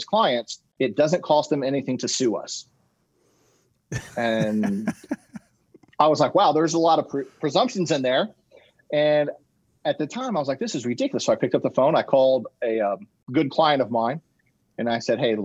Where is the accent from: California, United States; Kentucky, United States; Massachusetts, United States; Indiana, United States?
Indiana, United States; Indianapolis; I'm from Indianapolis